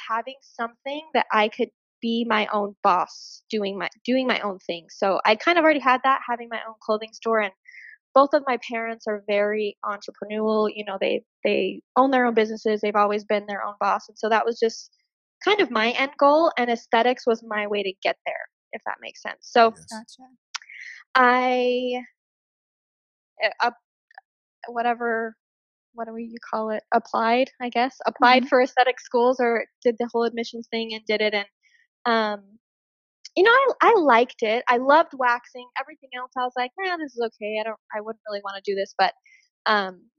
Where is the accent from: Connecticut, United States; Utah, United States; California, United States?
Utah, United States; Hurricane; I also had opened up my own clothing boutique store in my hometown, which is Hurricane, Utah.